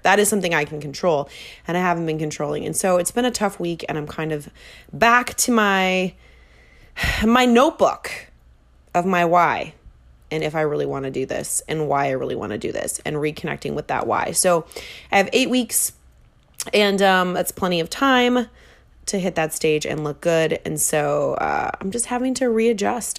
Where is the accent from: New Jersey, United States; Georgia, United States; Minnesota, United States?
Minnesota, United States; I'm from Minnesota